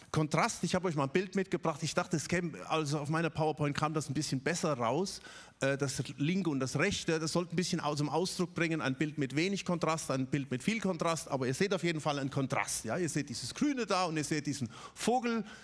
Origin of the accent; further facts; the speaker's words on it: Ludwigsburg, Baden-Württemberg, Germany; Ich komme auch nicht aus Stuttgart, ich komme aus Ludwigsburg und trotzdem fühle ich mich als Stuttgarter.